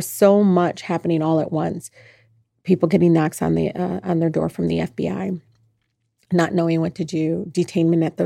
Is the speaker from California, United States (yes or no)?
no; Detroit, Michigan, United States; here in Detroit, I'm just Detroiter